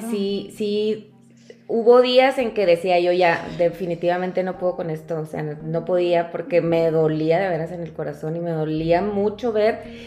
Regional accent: Cuauhtémoc, Chihuahua, Mexico; Soy eh, originaria de Cuauhtémoc, Chihuahua

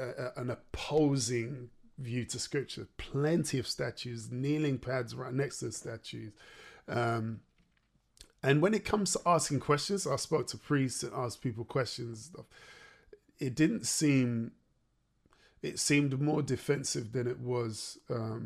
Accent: Derby, East Midlands, United Kingdom; moved away as an adult; now in London, United Kingdom; I grew up in the Midlands. I grew up in Derby.

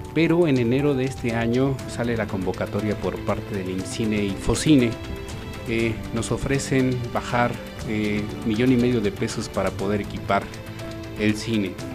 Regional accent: Mexico City, Mexico; nosotros somos de la Ciudad de México

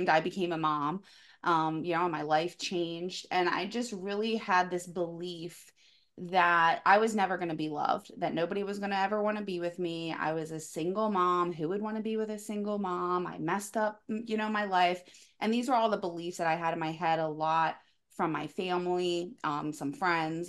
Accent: Delaware, United States; I'm from Delaware.

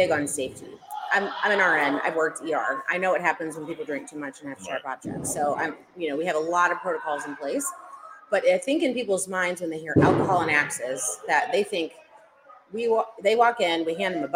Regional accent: St. Louis, Missouri, United States; now in Loudoun County, United States; I'm originally from St. Louis

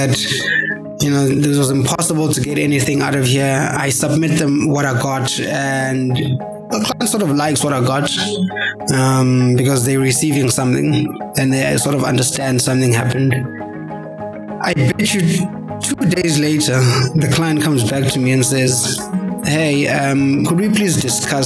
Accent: South Africa; as a South African citizen

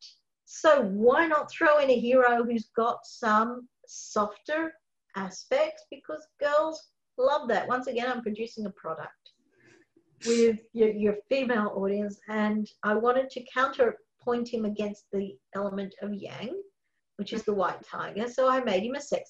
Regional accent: Australia; We're Australian

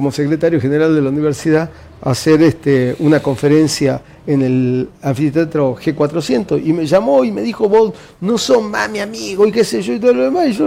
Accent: Jujuy, Argentina; now in Salta, Argentina; Yo, soy jujeño.

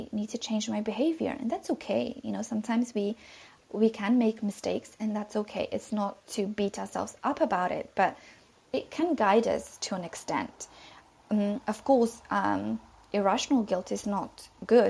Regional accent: London, United Kingdom; I'm from London

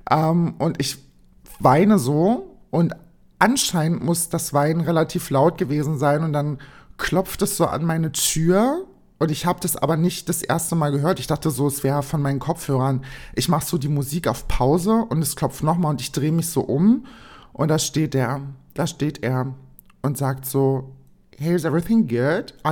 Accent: Berlin, Germany; Ich sag, ich bin aus Berlin.

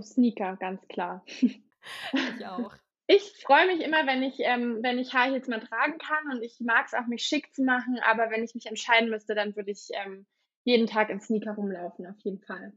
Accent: Berlin, Germany; ich bin gebürtige Berlinerin und ähm, lebe auch immer noch in Berlin.

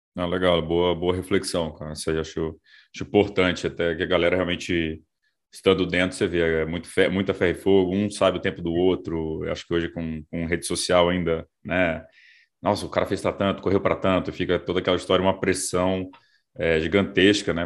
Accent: Brasília, Federal District, Brazil; sou de Brasília

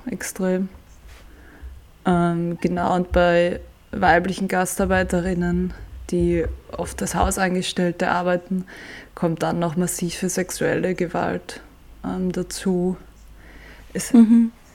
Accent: Vienna, Austria; ich habe ursprünglich mit meinem Papa und meinem Bruder und irgendwie allen möglichen Freundinnen als Kind im Prater und in Wiener Parks begonnen, Fußball zu spielen

